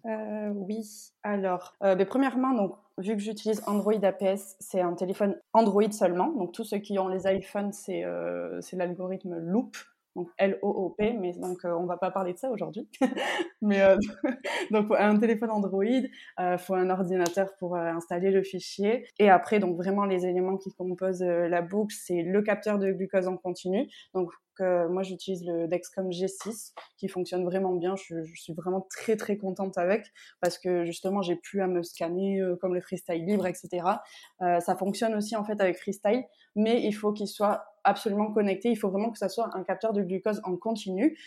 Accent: Bayonne, Nouvelle-Aquitaine, France; moved away as an adult; now in Réunion, France; je suis de Bayonne, donc au Pays Basque

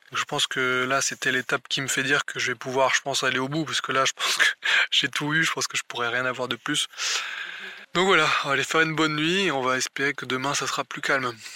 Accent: Brittany, France; moved away; je suis breton d'origine

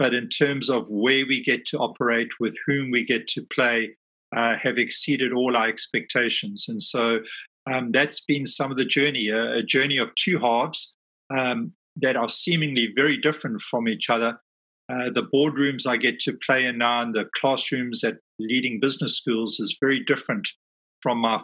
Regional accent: South Africa; moved away as an adult; now in London, United Kingdom; I'm based in London, but I'm a South African. I've only been living in London for the last 5 years.

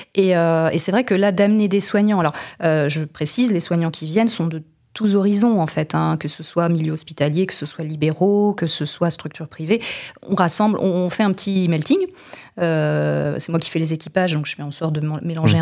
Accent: Vendée, Pays de la Loire, France; also born or lived in Brittany; now in Les Sables-d'Olonne, France; je ne suis pas native des Sables d'Olonne, mais je suis une native de Vendée, donc une Vendéenne de souche

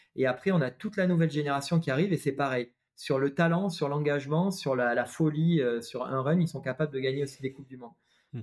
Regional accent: Avignon, Provence-Alpes-Côte d'Azur, France; moved away; also born or lived in Paris / Valenciennes; je suis originaire euh, du sud de la France, vers Avignon

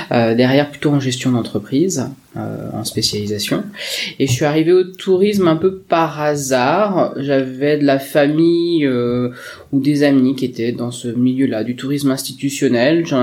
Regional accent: Perros-Guirec, Brittany, France; Alors euh, je suis hyper chauvine, je viens de la côte de Granit Rose. Je viens du côté de Perros-Guirec, toute ma famille, mon bassin familial est de ce coin-là.

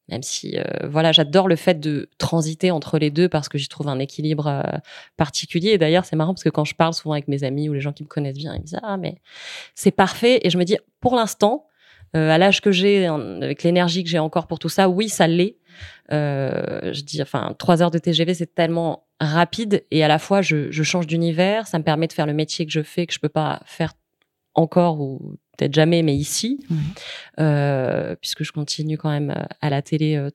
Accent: Nîmes, Occitania, France; also born or lived in Paris; Moi, je suis née à Nîmes, donc j'ai vécu après dans une maison à Nîmes qui s'appelle la Cigalière

